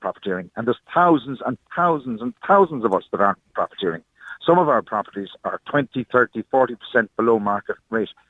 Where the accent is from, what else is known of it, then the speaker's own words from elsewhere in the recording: Ireland; also born or lived in Germany; I'm Irish myself